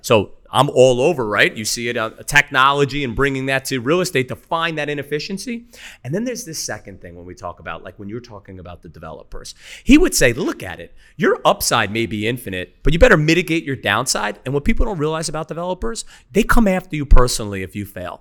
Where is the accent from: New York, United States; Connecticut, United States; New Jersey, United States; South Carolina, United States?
New York, United States; as a New Yorker